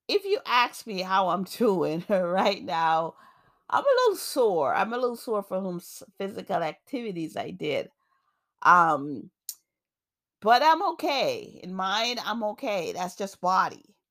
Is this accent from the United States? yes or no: yes; New York, United States; also born or lived in Jamaica; now in Massachusetts, United States; I grew up in New York. I live in Massachusetts now, but I was born in Jamaica.